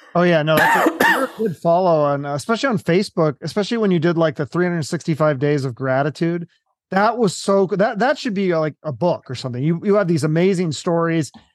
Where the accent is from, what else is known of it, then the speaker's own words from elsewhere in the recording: Seattle, Washington, United States; I'm not from the East Coast. I'm from Seattle